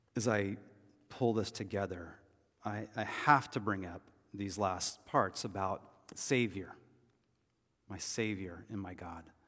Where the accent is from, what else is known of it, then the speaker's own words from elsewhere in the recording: United States; we as American Christians